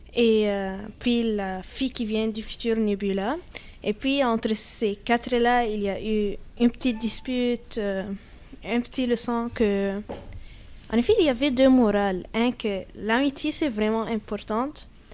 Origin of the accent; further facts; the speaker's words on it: Alexandria, Alexandria Governorate, Egypt; now in Canada; je viens d'Alexandrie, c'est plutôt sur la ah, mer Méditerranée.